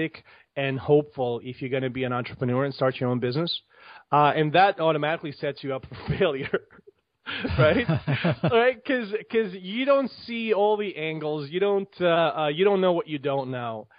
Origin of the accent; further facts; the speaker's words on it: Bosnia & Herzegovina; now in United States; I grew up in Bosnia. I grew up during the war in the 90s. I left Bosnia in like mid-90s and came to the United States.